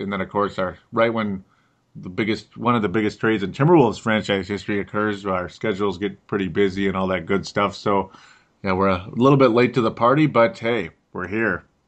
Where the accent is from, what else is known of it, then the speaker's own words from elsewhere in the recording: Golden Valley, Minnesota, United States; accent: Minnesota; I've got a Minnesota accent. I'm from Golden Valley, Minnesota.